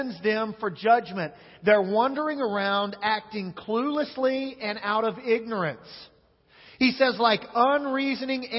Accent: Central Kansas, United States; moved away as an adult; also born or lived in Searcy, Arkansas / Monroe, Louisiana; now in West Monroe, United States; I am from Central Kansas

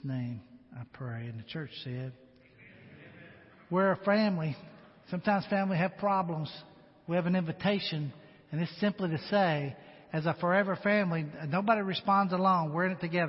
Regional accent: United States; being an American

